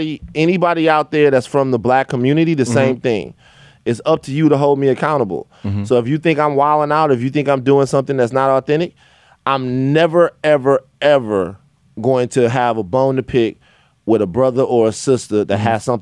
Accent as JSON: {"language": "English", "town": "Baton Rouge", "region": "Louisiana", "country": "United States", "said": "Yeah, BR. Baton Rouge. So, you know, I definitely grew up in a community where there's some conservative views"}